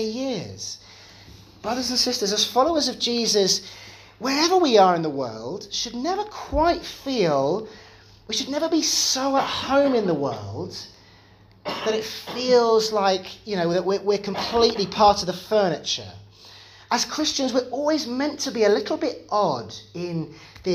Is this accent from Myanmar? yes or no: no; United Kingdom; I'm British